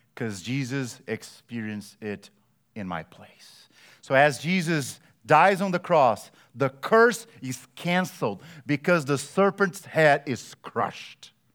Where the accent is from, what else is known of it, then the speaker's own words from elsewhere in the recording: Brazil; moved away; I grew up in Brazil